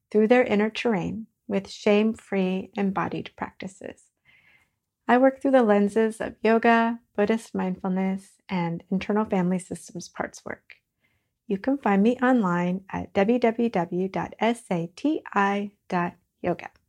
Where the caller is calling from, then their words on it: Virginia, United States; I'm joining you from Northern Virginia